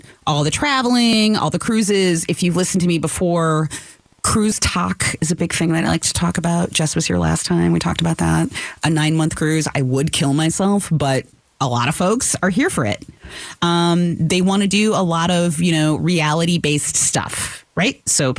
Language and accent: English; New York, United States; as a New Yorker, post-college, I would definitely have a slice or a dog before I would do cereal.